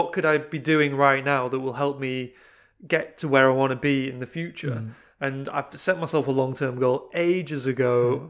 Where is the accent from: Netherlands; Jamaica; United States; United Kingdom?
United Kingdom; Middlesbrough, North East England; we are from Middlesbrough.